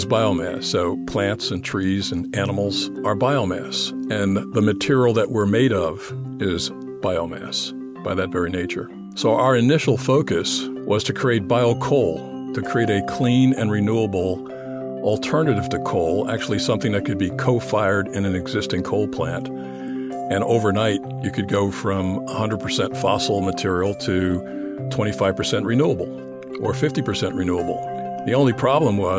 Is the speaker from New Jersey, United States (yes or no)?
yes; New Jersey, United States; I was born and raised in New Jersey, the Garden State